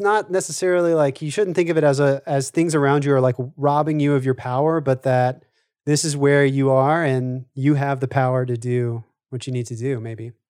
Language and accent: English; Southwest Louisiana, United States; Charles and I live in Louisiana. We grew up in Southwest Louisiana